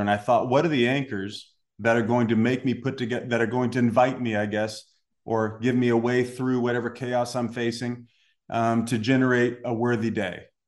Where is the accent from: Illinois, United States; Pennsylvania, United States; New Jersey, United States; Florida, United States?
Illinois, United States; Salem; moved away; I was born in Southern Illinois. Um, grew up in a little town called Salem, Illinois.